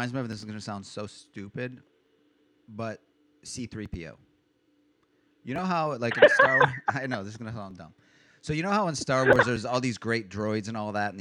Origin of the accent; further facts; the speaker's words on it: Cleveland, Ohio, United States; also born or lived in Michigan; I grew up in Cleveland. I mean, originally I'm a Michigan American, but, you know, I grew up in Cleveland.